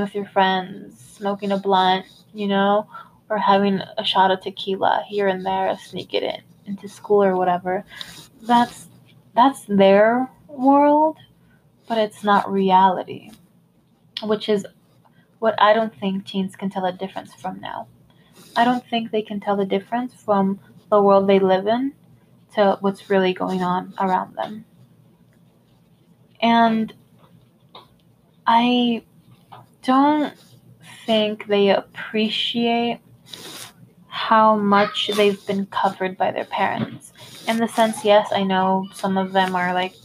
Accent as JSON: {"language": "English", "country": "United States", "tie": "born or raised there", "said": "I was born here in the United States. Like, I have Hispanic parents"}